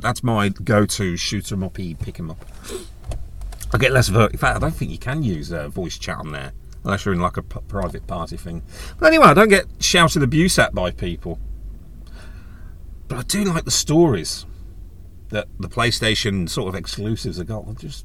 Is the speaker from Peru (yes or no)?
no; United Kingdom; we're British